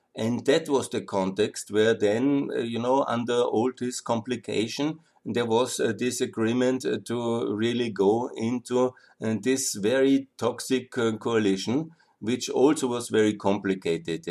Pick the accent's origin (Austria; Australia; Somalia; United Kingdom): Austria; I'm from Austria, I talk about we.